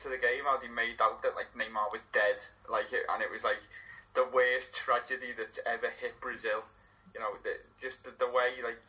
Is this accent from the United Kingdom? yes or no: yes; England, United Kingdom; as an English person